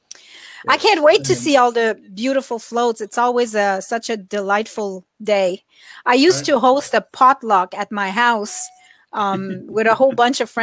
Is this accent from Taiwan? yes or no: no; Quebec, Canada; now in Ontario, Canada; I'm from Quebec initially